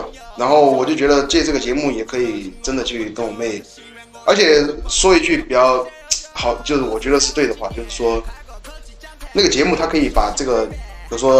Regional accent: China; 我作作为一个中国人嘛，我觉得上央视绝对是至高荣耀

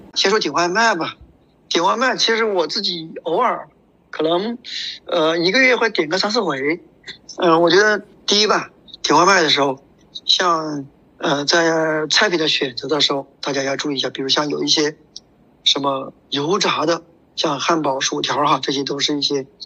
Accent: China; 对于我们中国人来说，对于我们国人来说

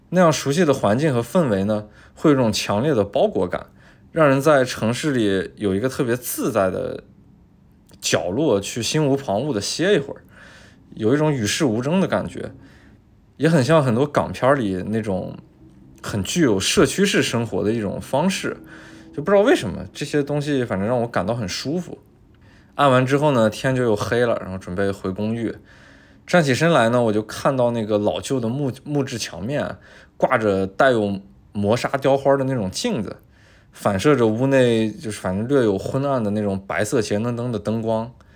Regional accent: China; 我是中国人

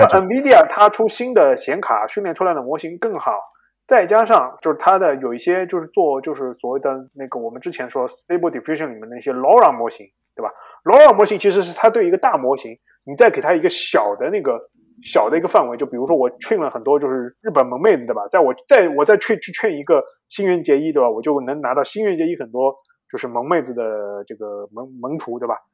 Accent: China; 我们中国人

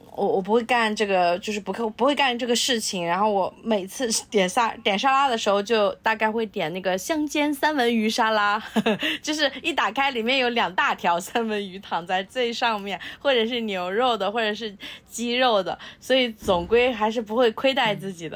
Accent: Nanjing, Jiangsu, China; moved away; 我们老家，呃，在南京的时候，我们会吃绿豆粉

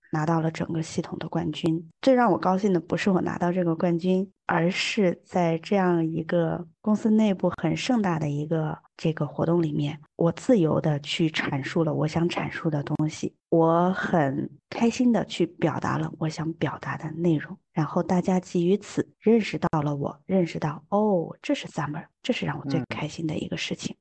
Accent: Yunnan, China; now in Beijing, China; 现在呢，我生活在北京，呃，但我并不是出生在北京，我出生在云南

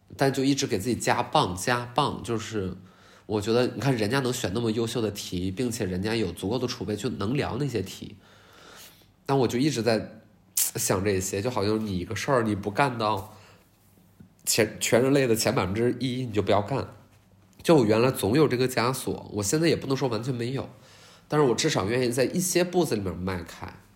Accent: Qiqihar, Heilongjiang, China; 可能也是因为我是黑龙江齐哈尔人

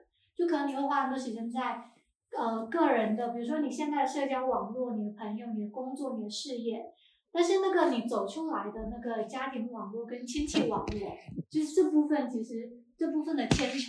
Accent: Xiamen, Fujian, China; 我可能我不是漳州人，我也跟城关好像离得有有点远。然后我是一个厦门人，但是我是在我是在岛外，我小时候在岛外，然后后面再到岛内的

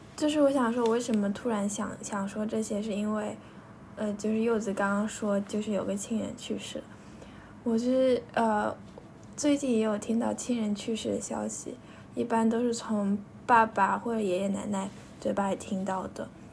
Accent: Yixing, Jiangsu, China; 我从幼儿园住到小学，小学住了几年的，在宜兴的一个家

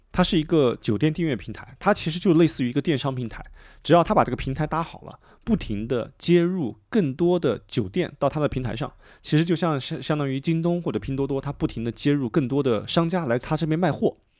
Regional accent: Bengbu, Anhui, China; 我的家乡，就是蚌埠，就安徽的那个一个城市

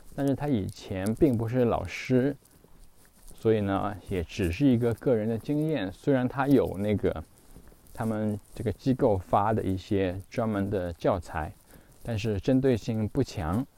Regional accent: China; 那我们中国人不需要记这些乱七八糟的东西

